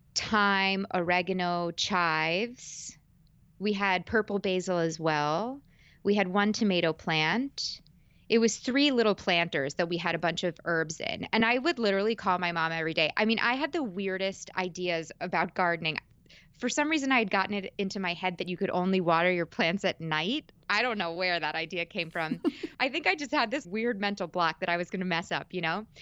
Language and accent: English; suburbs of New York, United States; also born or lived in Manhattan; I'm born and raised in New York, in the suburbs of New York, but I've lived in Manhattan for five years